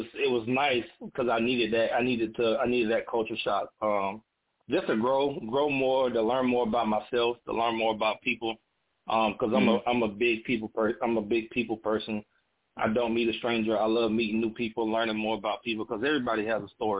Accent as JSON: {"language": "English", "town": "Pearson", "region": "Georgia", "country": "United States", "tie": "born or raised there", "moved": "as an adult", "lives_now": "Augusta, United States", "said": "I'm from Pearson, Georgia, the town of two red lights"}